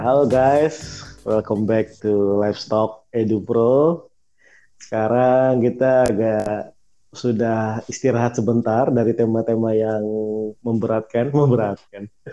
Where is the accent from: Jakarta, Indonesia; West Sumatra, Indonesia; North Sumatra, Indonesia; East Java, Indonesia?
Jakarta, Indonesia; moved away as an adult; also born or lived in Yogyakarta; aslinya sih kita berdua dari Jakarta jadi iya, Jakarta yang kuliah di Jogja.